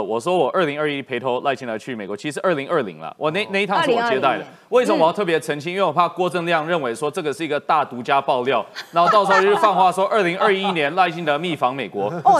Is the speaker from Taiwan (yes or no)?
yes; Taiwan; 所以，在这个情况下，理论上我们台湾人民应该要审视说，这一组候选人是不是能有效的处理台美关系。